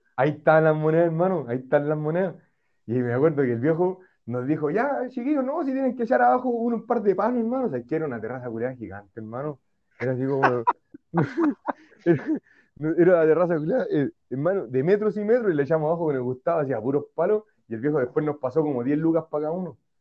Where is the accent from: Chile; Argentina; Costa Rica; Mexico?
Chile; Valparaíso; siempre crecimos ahí en Playa Ancha